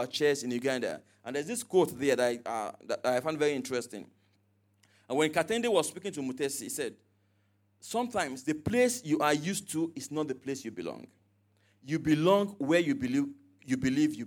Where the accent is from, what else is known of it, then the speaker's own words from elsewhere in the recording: Nigeria; I was from Nigeria